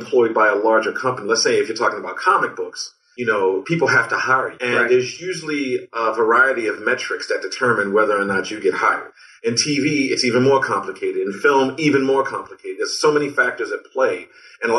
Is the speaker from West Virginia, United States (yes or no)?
no; Baltimore, Maryland, United States; growing up in Baltimore